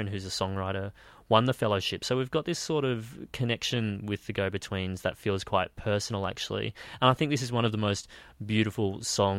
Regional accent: Queensland, Australia; moved away as an adult; also born or lived in Brisbane; now in Sydney, Australia; I was born in Queensland, raised in Queensland, and then I moved to Brisbane when I was 17

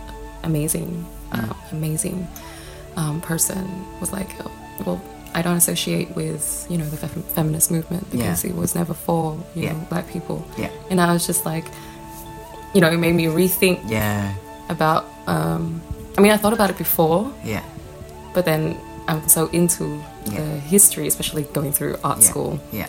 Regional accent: Philippines; born there; I'm a trans, queer, non-binary Philippines artist. I was born in the Philippines, at Benejero, Palangabataan.

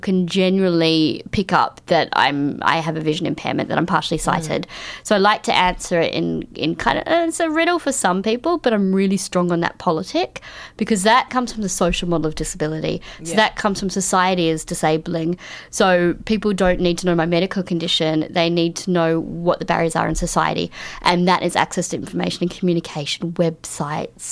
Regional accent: Queensland, Australia; I grew up in Queensland

